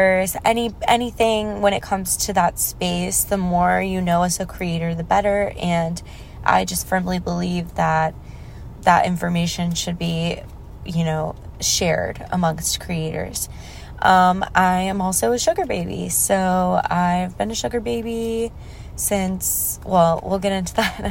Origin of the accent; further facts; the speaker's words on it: Texas, United States; now in Los Angeles, United States; growing up in Texas